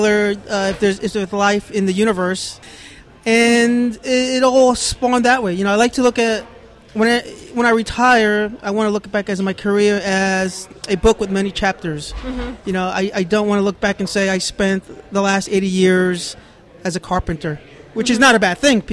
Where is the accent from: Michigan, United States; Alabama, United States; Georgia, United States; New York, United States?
New York, United States; New York City; moved away as an adult; also born or lived in Washington, D.C.; now in Tampa, United States; born and raised in New York City